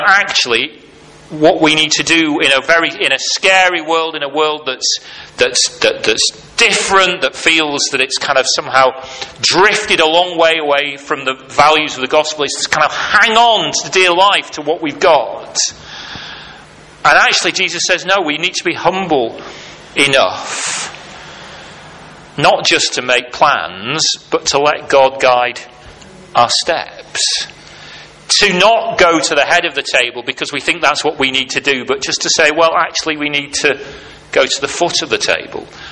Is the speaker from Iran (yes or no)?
no; United Kingdom; as British people, often, at least in the cultures that I grew up